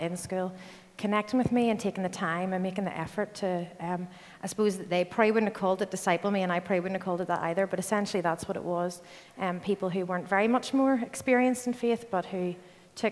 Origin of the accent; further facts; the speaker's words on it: Belfast, Northern Ireland, United Kingdom; moved away as an adult; also born or lived in Glasgow; I'm from Belfast, and grew up here